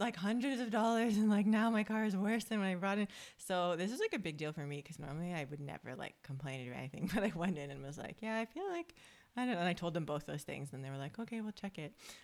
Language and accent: English; Toronto, Ontario, Canada; moved away as an adult; now in Australia; we are two Canadian sisters who grew up in Toronto and moved across the world to live our dream lives on the beach in Australia